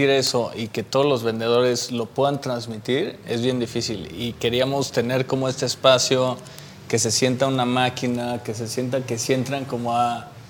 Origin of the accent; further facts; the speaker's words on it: Texcoco, State of Mexico, Mexico; soy de Texcoco.